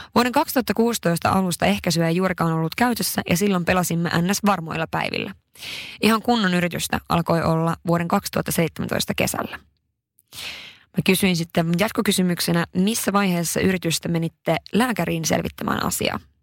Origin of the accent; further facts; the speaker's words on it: Haparanda, Norrbotten County, Sweden; moved away; oon pohjoisesta kotoisin Haaparannalta ja se on todella pieni paikka